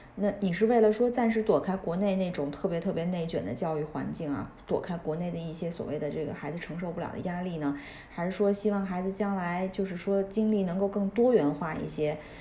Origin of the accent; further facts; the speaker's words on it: China; moved away as an adult; 土生土长在国内大学一直念到老的那种